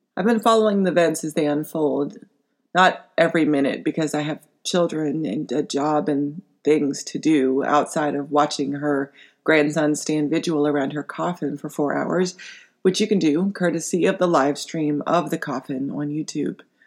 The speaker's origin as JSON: {"language": "English", "country": "United States", "said": "as an American"}